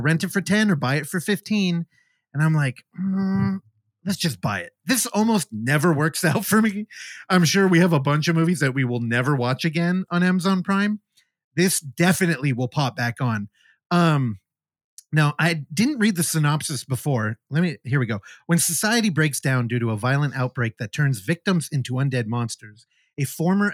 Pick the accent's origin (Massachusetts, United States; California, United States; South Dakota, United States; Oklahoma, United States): California, United States; Bay Area; growing up in the Bay Area, most of my friends are Filipino